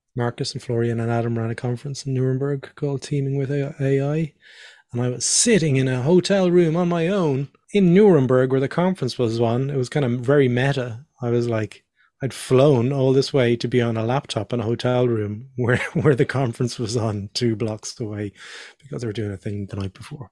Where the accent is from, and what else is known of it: Dublin, Leinster, Ireland; born or raised there; moved away as an adult; also born or lived in Northern Ireland / Australia